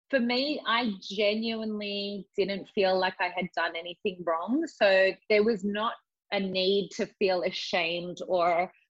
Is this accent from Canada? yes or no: no; England, United Kingdom; moved away; I grew up in England.